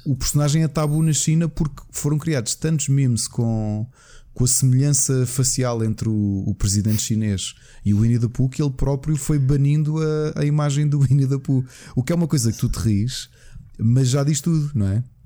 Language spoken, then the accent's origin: Portuguese; Portugal; Enquanto português